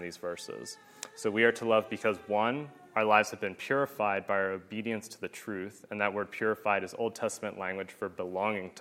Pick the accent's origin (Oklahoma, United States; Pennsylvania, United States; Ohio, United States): Pennsylvania, United States; moved away; I'm from Pennsylvania